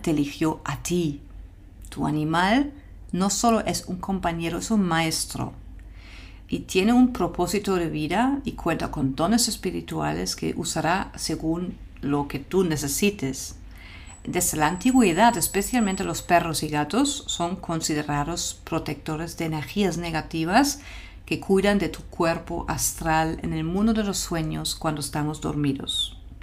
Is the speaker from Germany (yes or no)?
yes; Germany; moved away; mi país de origen, Alemania